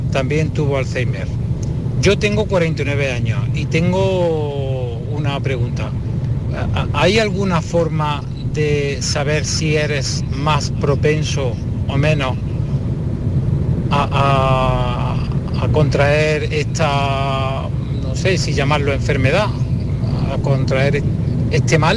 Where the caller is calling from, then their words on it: Córdoba, Andalusia, Spain; Hola, buenas tardes. … de Córdoba.